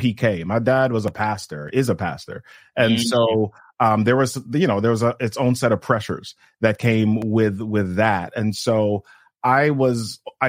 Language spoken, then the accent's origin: English; New York City, New York, United States; moved away as an adult; also born or lived in Jamaica / Montreal, Canada / Oshawa, Canada / Massachusetts, United States; now in Maryland, United States; I was born on the island of Jamaica, and I left there when I was about 8 years old, and I grew up in New York City after that.